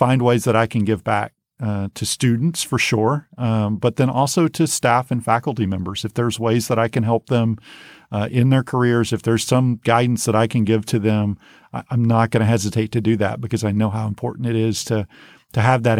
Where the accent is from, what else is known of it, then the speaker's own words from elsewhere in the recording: Godley, Texas, United States; She's a teacher's aide at the same school that I grew up in Godley.